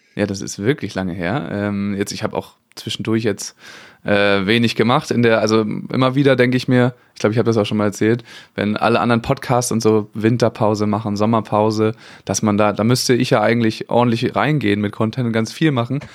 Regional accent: Kiel, Schleswig-Holstein, Germany; ich komme ja nun mal aus Kiel

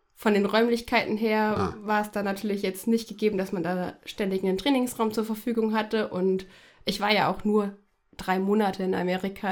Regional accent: Fulda, Hesse, Germany; also born or lived in Frankfurt; bin aufgewachsen in Fulda, noch besser am Petersberg

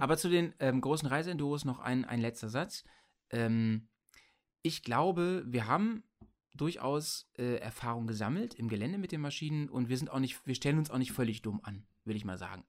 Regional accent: Bremen, Germany; bei uns in Bremen

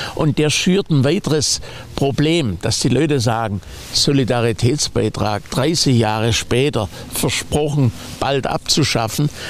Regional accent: West Germany, Germany; als Westdeutscher

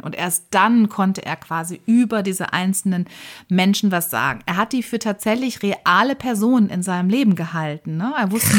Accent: Germany; bei uns in Deutschland

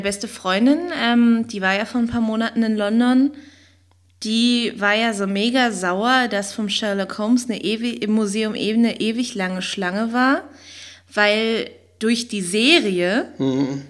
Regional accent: East Germany, Germany; also born or lived in West Berlin; now in Berlin, Germany; bin ich ja aus dem Osten

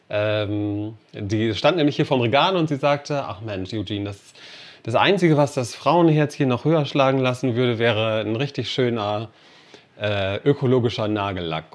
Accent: Cork, Munster, Ireland; now in Meppen, Germany; aus meiner Heimatstadt, aus Cork

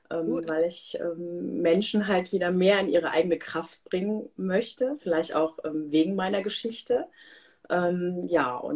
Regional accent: Germany; born there; Ich äh, bin halbe Inderin, ähm, aber hier in Deutschland geboren, ähm, wohne in der Nähe von Köln

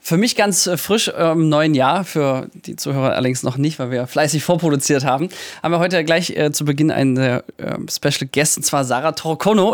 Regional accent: Mühlhausen, Germany; in meiner Heimatstadt

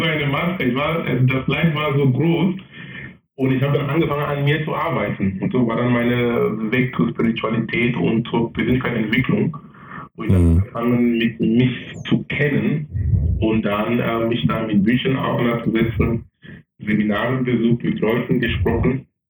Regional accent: Cameroon; German is a second language; moved away as an adult; also born or lived in Darmstadt, Germany / Munich, Germany / Essen, Germany; now in Germany; ich bin gebürtiger Kameruner

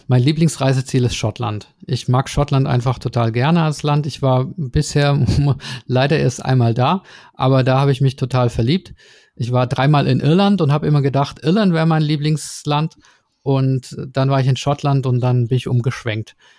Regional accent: Swabia, Germany; ich komme ja aus dem Schwäbischen

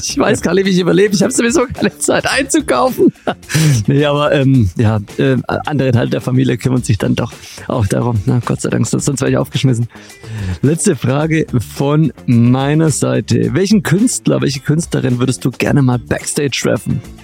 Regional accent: Stuttgart, Baden-Württemberg, Germany; als Stuttgarter

